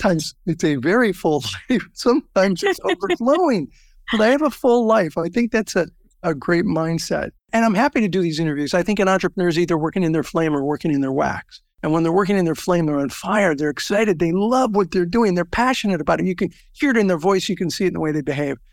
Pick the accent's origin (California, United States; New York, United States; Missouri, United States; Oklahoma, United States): California, United States; Southern; I grew up in Southern California